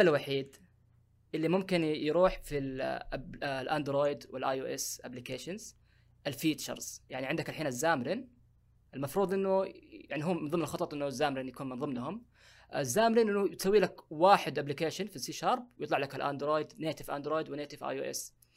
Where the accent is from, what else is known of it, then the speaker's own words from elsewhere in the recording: Saudi Arabia; عندنا في السعوديه